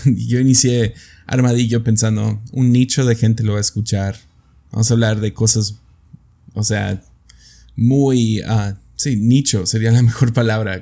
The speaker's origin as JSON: {"language": "Spanish", "country": "Mexico", "said": "en mi país, México"}